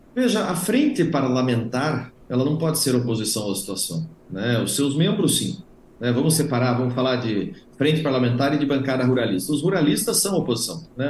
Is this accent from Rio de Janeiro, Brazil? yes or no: no; Paraná, Brazil; eu estou falando aqui do Paraná, eu sou paranaense, aqui no Paraná